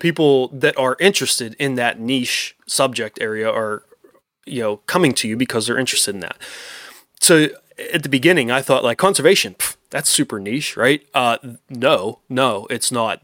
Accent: Pennsylvania, United States; my home state that I love

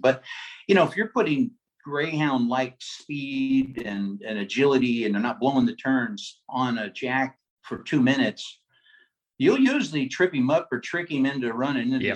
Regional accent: Los Angeles, California, United States; When I was a kid, uh, I grew up actually coursing in the Los Angeles area, so Los Angeles, Orange County, Huntington Beach, uh, around the LAX airport, uh, Santa Ana

